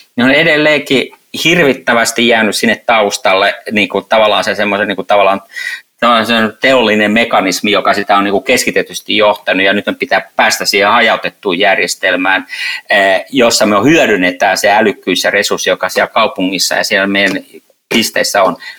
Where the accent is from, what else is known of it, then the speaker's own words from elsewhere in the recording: Helsinki, Uusimaa, Finland; Helsinki, niin on oman kotikaupunkini.